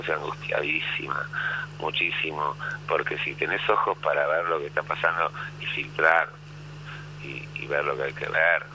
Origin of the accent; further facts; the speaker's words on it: Argentina; soy argentino